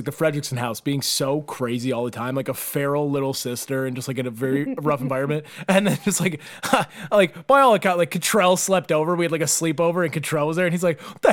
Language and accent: English; Neenah, Wisconsin, United States; we grew up in Nina